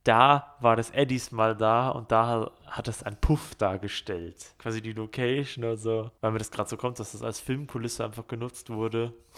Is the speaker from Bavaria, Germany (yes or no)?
yes; Ismaning, Bavaria, Germany; da, wo ich aufgewachsen bin in Ismaning